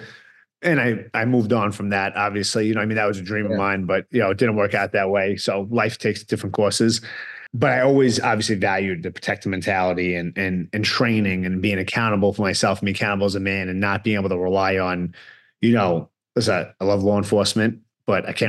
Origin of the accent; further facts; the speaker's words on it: New York City, New York, United States; moved away as an adult; now in California, United States; I'm born and raised in New York, and I grew up with a lot of pride in being Italian American